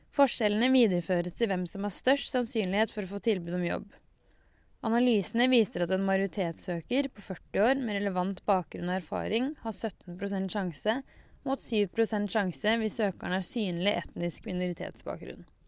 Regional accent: Norway; Jeg har også vokst opp med brunost og skidag

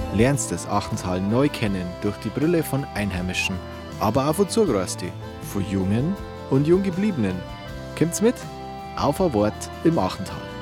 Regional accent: Schleching, Bavaria, Germany; Wenn ich da ins Schlechinger Tal reinschaue, dann fühle ich mich einfach wir daheim und in meiner Heimat

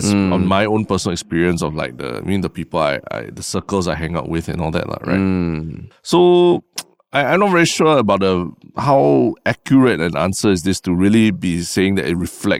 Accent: Singapore; When you say, I believe Singapore is ready, does it mean that you're saying that I am ready as a Singaporean, I am ready?

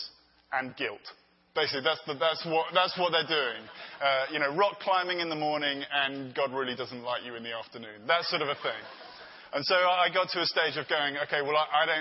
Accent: London, United Kingdom; moved away as an adult; now in Los Angeles, United States; I'm from London

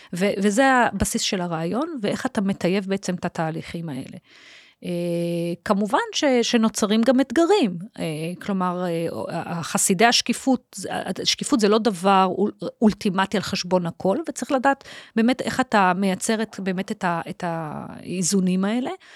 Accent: Holon, Tel Aviv District, Israel; הילדות בחולון

